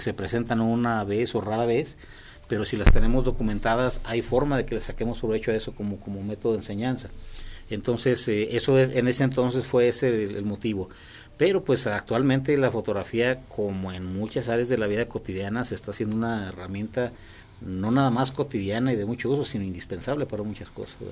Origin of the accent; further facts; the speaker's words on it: Loreto, Zacatecas, Mexico; mi padre es cronista del pueblo donde yo nací y pues él en mm, muchas ocasiones me invitaba a sus visitas de Loreto Zacatecas